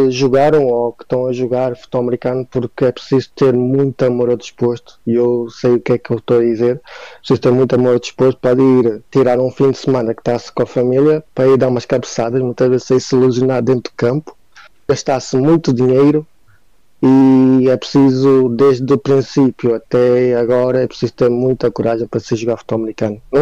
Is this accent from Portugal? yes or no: yes; Vila do Conde, Norte, Portugal; eu sou de Vila do Conde